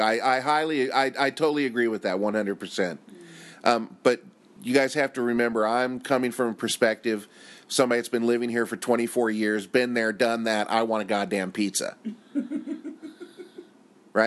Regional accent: United States; moved away as an adult; now in Japan; as an American

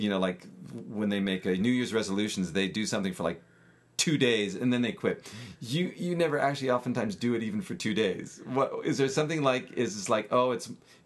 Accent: California, United States; moved away; I'm from California, and I visited my parents, my folks

